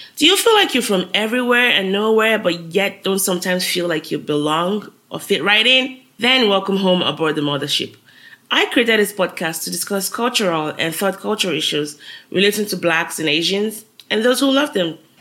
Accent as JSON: {"language": "English", "country": "Nigeria", "tie": "born or raised there", "moved": "as an adult", "lives_now": "United States", "said": "I'm a Nigerian living in the US. I moved to the US since 2011 for grad school"}